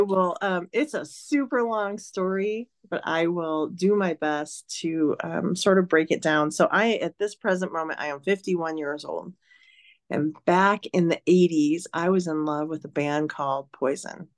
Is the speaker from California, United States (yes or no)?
no; Detroit, Michigan, United States; moved away as an adult; now in Reno, United States; I'm from Detroit